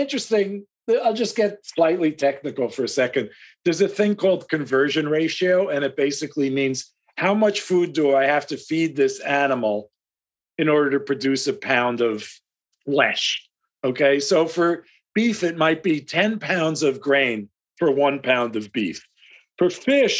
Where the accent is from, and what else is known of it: United States